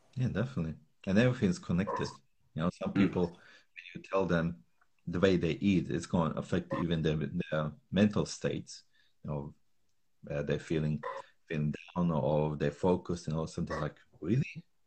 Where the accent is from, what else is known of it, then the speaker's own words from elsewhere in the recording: Slovakia; moved away; I grew up in Slovakia